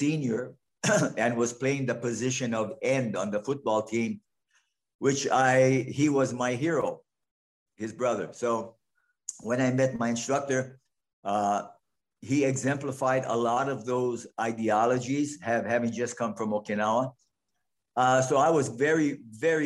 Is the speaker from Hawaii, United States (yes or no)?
yes; Hawaii, United States; moved away; My growing up in Hawaii, as I did